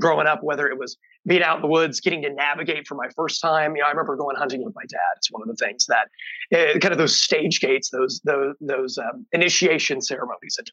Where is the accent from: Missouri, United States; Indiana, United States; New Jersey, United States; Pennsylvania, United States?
Indiana, United States; East Central; I grew up on a hog farm in East Central Indiana